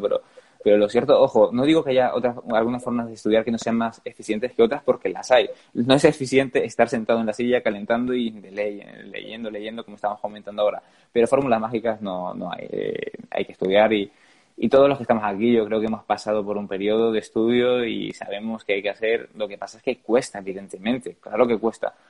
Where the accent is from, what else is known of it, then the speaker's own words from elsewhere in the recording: Gran Canaria, Canary Islands, Spain; moved away; mi tierra, en Canarias